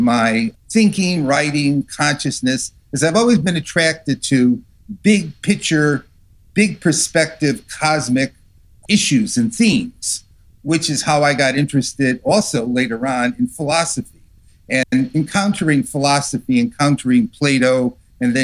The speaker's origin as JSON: {"language": "English", "region": "New England", "country": "United States", "tie": "born or raised there", "moved": "as an adult", "lives_now": "Arizona, United States", "said": "I grew up in New England and slowly migrated from the East Coast of the United States over to the West Coast and to the hot deserts of Arizona"}